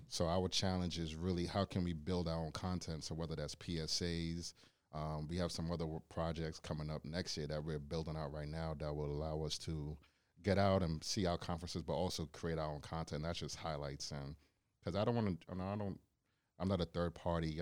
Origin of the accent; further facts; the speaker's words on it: Charlotte Amalie, U.S. Virgin Islands; also born or lived in Bronx, New York / Brooklyn, New York; now in Cleveland, United States; I was raised in the Virgin Islands for eight years